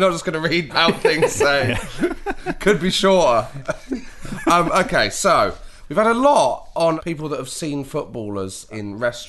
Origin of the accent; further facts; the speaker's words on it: Knaresborough, Yorkshire and the Humber, United Kingdom; I grew up in Knaresborough, North Yorkshire